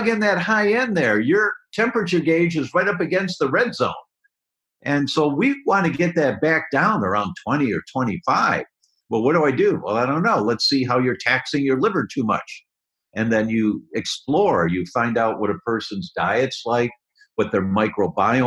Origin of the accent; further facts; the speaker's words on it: Detroit, Michigan, United States; moved away; also born or lived in Chicago; I'm from Detroit originally